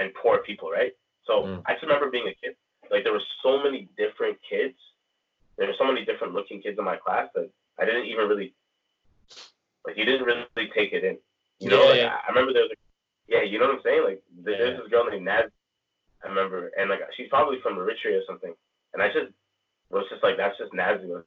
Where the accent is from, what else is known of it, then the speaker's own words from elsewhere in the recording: Toronto, Ontario, Canada; growing up in the 90s in Toronto